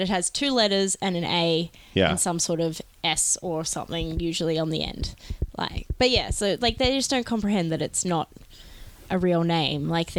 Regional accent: Australia; Because we're Australian.

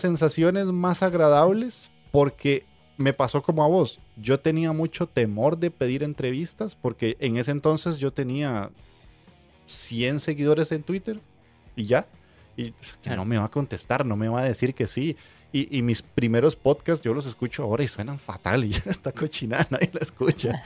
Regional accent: Costa Rica; aquí en mi país

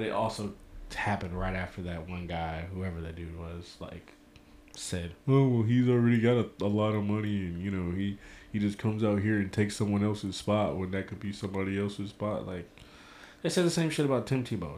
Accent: St. Louis, Missouri, United States; I am from St. Louis

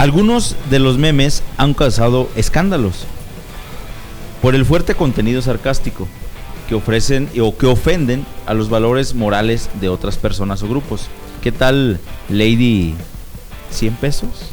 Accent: Mexico; especialmente como mexicanos

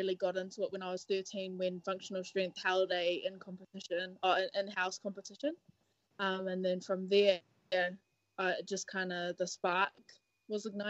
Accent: Auckland, New Zealand; I was born and raised in West Auckland, an only child, but I still live with my parents.

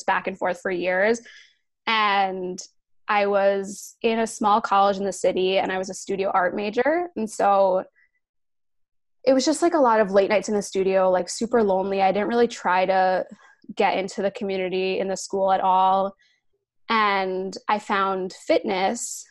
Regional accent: New Jersey, United States; moved away as an adult; also born or lived in New York City; I grew up in Jersey, but I moved to the city.

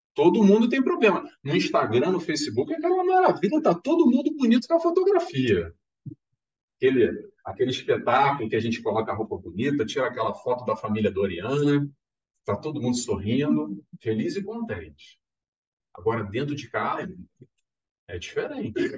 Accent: Rio de Janeiro, Brazil; now in Madeira, Portugal; eu sou carioca

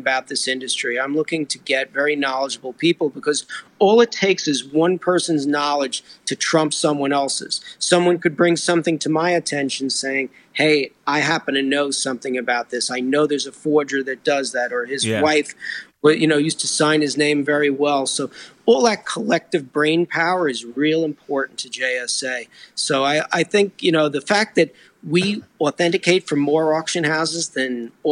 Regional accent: New Jersey, United States; also born or lived in New York City; I was born in New York, the city, but I grew up just across the river in New Jersey

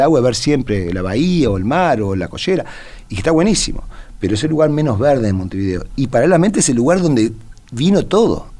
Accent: Sweden; now in Uruguay; yo me crié en Suecia de chiquito.

